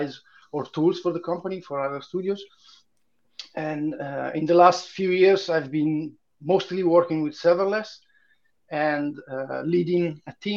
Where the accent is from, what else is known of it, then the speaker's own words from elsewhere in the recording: Milan, Lombardy, Italy; moved away as an adult; now in Hamburg, Germany; I'm Italian. I come from Milan, but I'm living in Hamburg since 2013